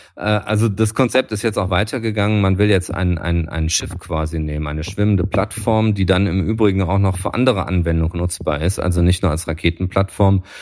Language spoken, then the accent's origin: German; Düsseldorf, North Rhine-Westphalia, Germany; als Düsseldorfer